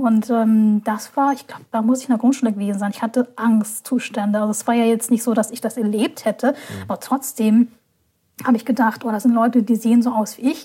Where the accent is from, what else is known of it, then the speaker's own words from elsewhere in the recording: Hamburg, Germany; in Hamburg, meine Heimatstadt